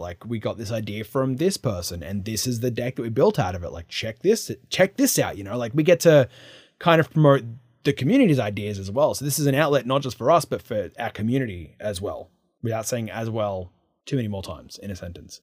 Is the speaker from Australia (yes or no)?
yes; New South Wales, Australia; now in United States; I am from Australia